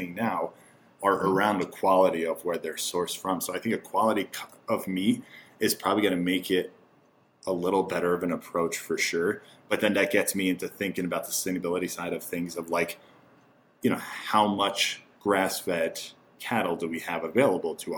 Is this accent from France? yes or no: no; Turkey; moved away; growing up in Turkey, there's a lot of organ meat consumption in Turkey